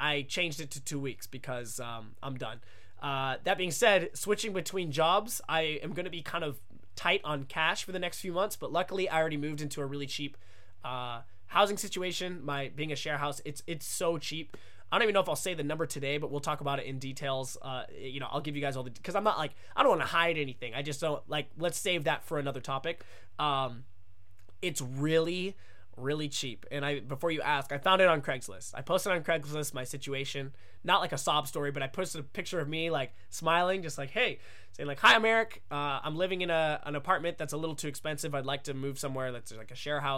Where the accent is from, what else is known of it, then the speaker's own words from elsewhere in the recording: United States; moved away as an adult; now in Japan; as an American